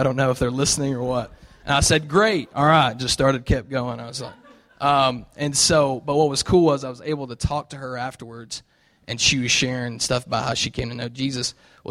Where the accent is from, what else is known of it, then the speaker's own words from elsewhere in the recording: the South, United States; And it's so cool because I come from the South where there's a church on every corner